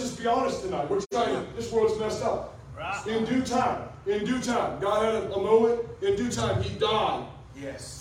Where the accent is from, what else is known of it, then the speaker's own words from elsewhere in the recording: Detroit, Michigan, United States; I was born in Detroit